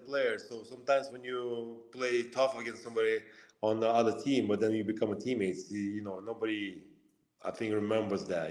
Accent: Lithuania; moved away; also born or lived in Russia; I was born in Lithuania, grew up uh, in a small town

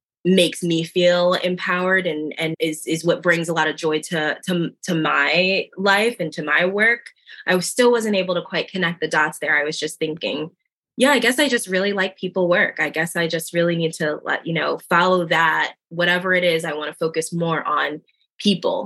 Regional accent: New Jersey, United States; now in Philadelphia, United States; I was born and raised in South Jersey, small town in South Jersey, right outside of Philadelphia

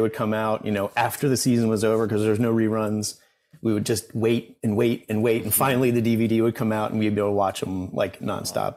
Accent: Washington, District of Columbia, United States; now in Bethesda, United States; grew up in DC

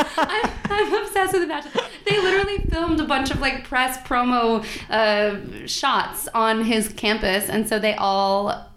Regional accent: San Diego, California, United States; moved away as an adult; now in New York, United States; I'm from San Diego, mm-hmm. And so the cold weather never quite... resonates with me.

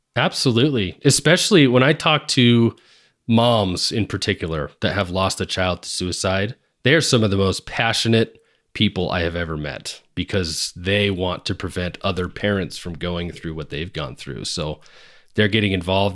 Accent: Seattle, Washington, United States; moved away; back in Washington, where I grew up in the Seattle area

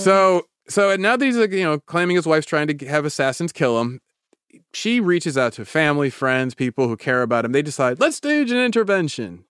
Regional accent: Davis, California, United States; my hometown of Davis

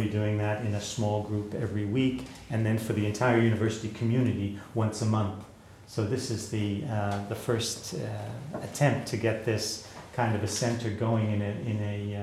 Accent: New York, United States; I'm a New Yorker

